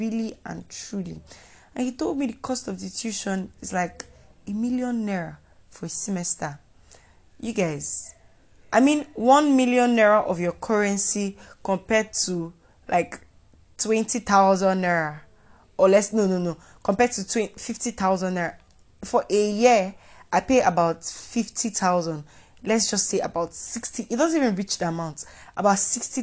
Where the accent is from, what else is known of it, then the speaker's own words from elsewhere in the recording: Nigeria; being a Nigerian student